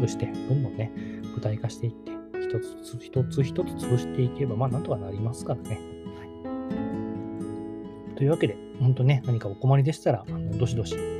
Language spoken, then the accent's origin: Japanese; Kagawa, Japan; moved away as an adult; 僕の地元実は、あの、香川県でちっちゃい